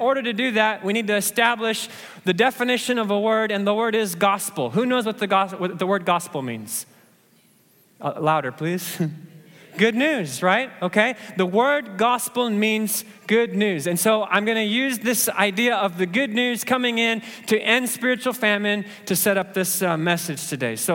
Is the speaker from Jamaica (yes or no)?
no; Kenya; it's just that I'm a Kenyan and I was born to run, right?